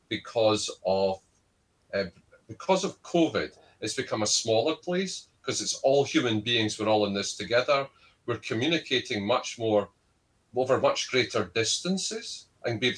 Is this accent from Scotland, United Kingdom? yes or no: yes; Scotland, United Kingdom; I'm Scottish.